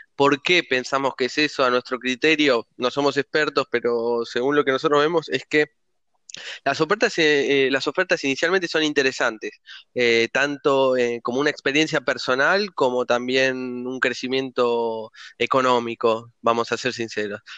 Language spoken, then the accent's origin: Spanish; Argentina; moved away as an adult; also born or lived in Italy; soy argentino